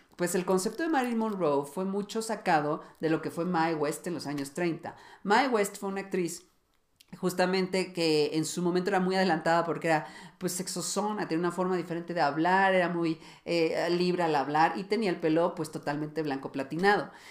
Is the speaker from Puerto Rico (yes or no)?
no; Mexico; yo que soy de México